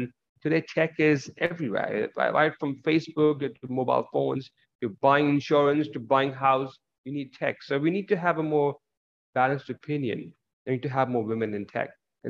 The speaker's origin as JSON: {"language": "English", "country": "India", "tie": "born or raised there", "also_born_or_lived": "Middle East", "said": "I was brought up in the Middle East and some parts of it in India."}